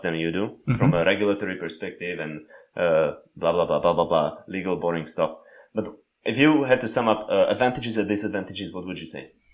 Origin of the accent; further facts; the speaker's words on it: Slovakia; English is a second language; growing up in Slovakia